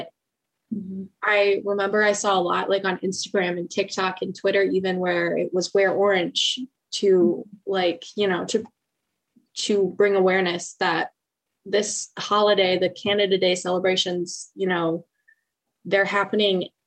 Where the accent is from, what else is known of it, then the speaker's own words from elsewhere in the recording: Western Michigan, United States; when I was a kid growing up in Western Michigan